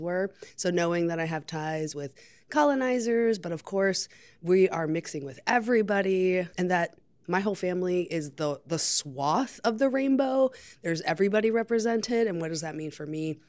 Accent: Lancaster, Pennsylvania, United States; moved away as an adult; also born or lived in Dominican Republic / New York; now in Chicago, United States; I'm from Dominican Republic by way of Lancaster, Pennsylvania. So I moved here with my parents when I was 4

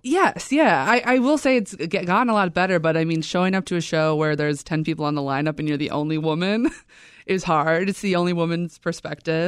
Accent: Chicago, Illinois, United States; I'm from Beverly, on the far South Side

